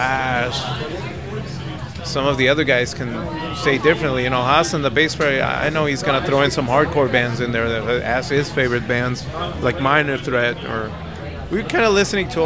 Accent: Tijuana, Baja California, Mexico; moved away as an adult; now in Los Angeles, United States; I'm from Tijuana originally. Right now I live in Los Angeles

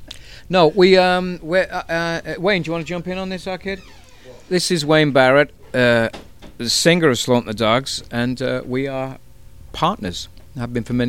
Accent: Manchester, North West England, United Kingdom; We're from Manchester, England. And Manchester, England is the epicenter of everything cool. It's the north of England

